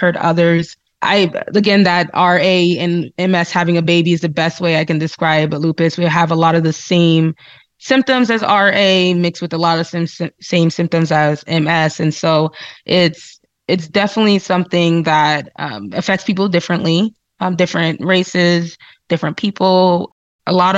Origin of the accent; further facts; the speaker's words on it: New Jersey, United States; moved away as an adult; now in Salt Lake City, United States; I'm originally from the East Coast, so New Jersey. born and raised.